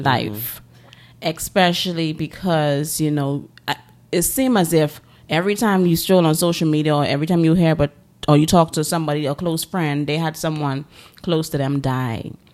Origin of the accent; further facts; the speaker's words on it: Bahamas; growing up in the Bahamas, you know, it's a small, um, it's a bunch of small islands.